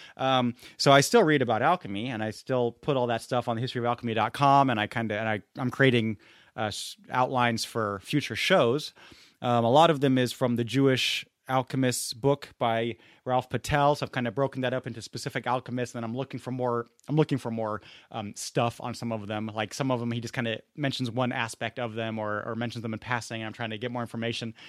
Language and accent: English; Munich, Bavaria, Germany; now in Santa Clara, United States; growing up in Munich